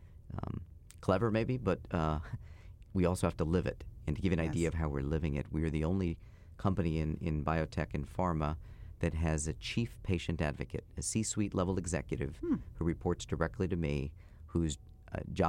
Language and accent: English; New Jersey, United States; my dad was a cop growing up in North Jersey